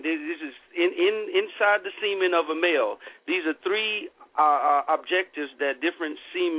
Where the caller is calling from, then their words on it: Seattle, Washington, United States; I'm calling from Seattle.